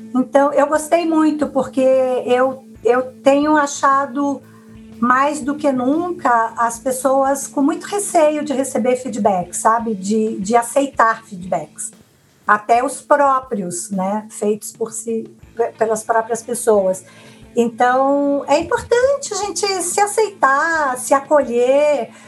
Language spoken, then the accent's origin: Portuguese; Minas Gerais, Brazil; moved away; sou mineira do interior, de uma família relativamente grande